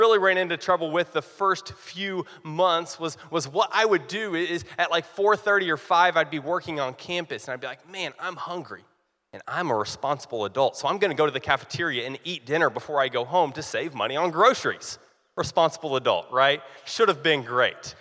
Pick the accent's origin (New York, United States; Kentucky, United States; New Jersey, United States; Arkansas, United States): Kentucky, United States; Eastern; accent: drawl; I was born and raised in Eastern Kentucky, and I'm proud of it, which means that I may have an occasional y'all sneak in, or I may have a little drawl that sneaks in.